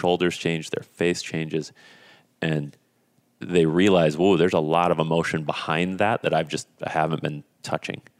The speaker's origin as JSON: {"language": "English", "town": "Esko", "region": "Minnesota", "country": "United States", "tie": "born or raised there", "said": "growing up in Esco, Minnesota, small, small town in northern Minnesota"}